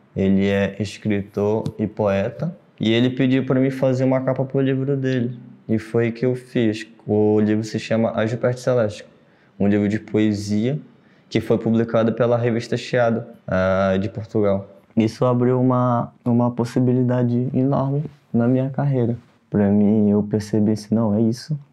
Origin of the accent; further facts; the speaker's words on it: Amapá, Brazil; moved away as an adult; now in São Paulo, Brazil; eu sou do Amapá, ah, me mudei para São Paulo faz do, vai fazer três